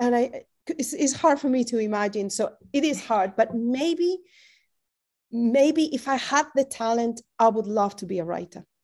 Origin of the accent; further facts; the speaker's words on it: twenty miles north of Madrid, Community of Madrid, Spain; now in Berkeley, United States; being back in my hometown, which is twenty miles north of Madrid